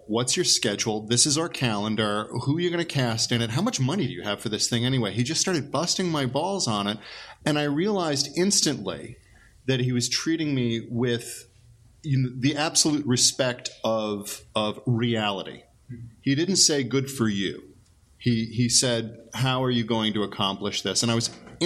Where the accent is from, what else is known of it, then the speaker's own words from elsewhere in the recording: Great Neck, New York, United States; I grew up in Great Neck, Long Island